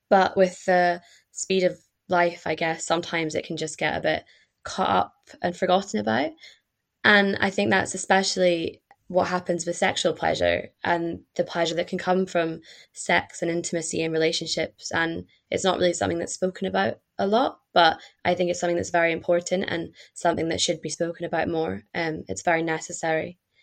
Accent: Perth, Scotland, United Kingdom; moved away as an adult; also born or lived in Glasgow; now in Bath, United Kingdom; I am from Scotland, uh, from a town called Perth, and I studied in Glasgow

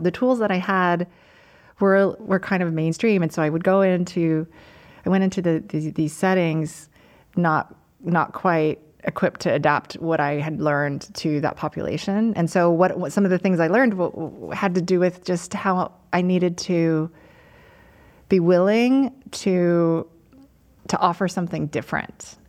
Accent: United States; I'm Chinese American, my parents are immigrants

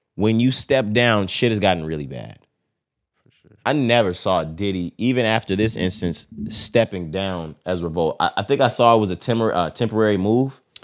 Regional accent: Texas, United States; I'm from Texas

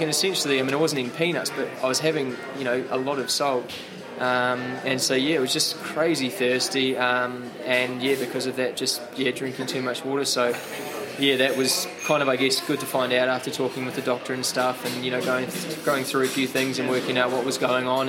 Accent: New Zealand; as a kid growing up in New Zealand

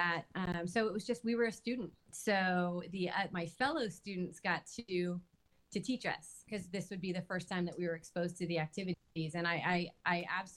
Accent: California, United States; I'm from California

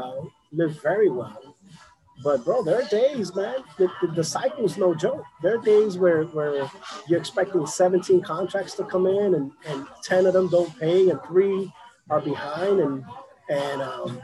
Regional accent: New York City, New York, United States; also born or lived in Boston; now in Florida, United States; I'm born and raised in the South Bronx.

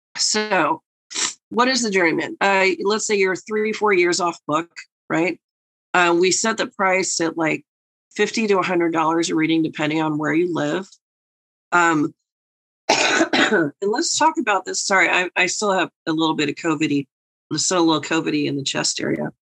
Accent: New York, United States; the New Yorker

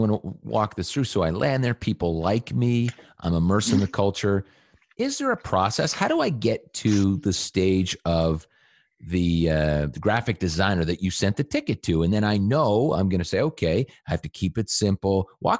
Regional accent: Canada; I'm Canadian.

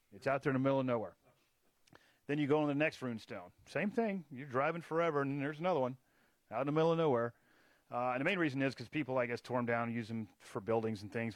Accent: Texas, United States; now in Charleston, United States; I grew up in Texas

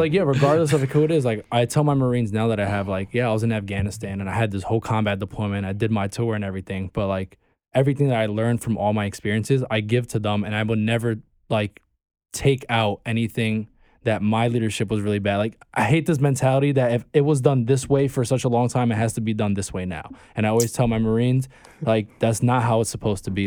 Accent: New York City, New York, United States; also born or lived in Bay Ridge, Brooklyn; I'm from Bay Ridge and, like, part of Sunset Park, I was raised in Sunset

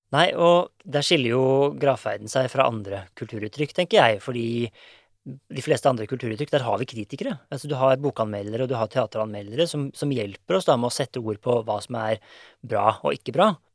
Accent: Norway; vi er nordmenn

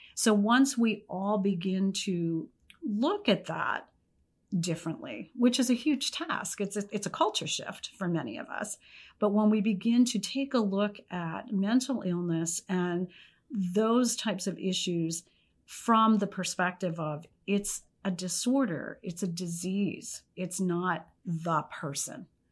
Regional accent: Pennsylvania, United States; moved away; I was from Pennsylvania

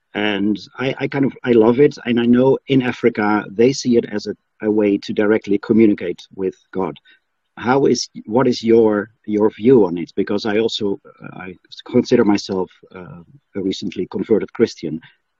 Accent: Netherlands; I'm from the Netherlands.

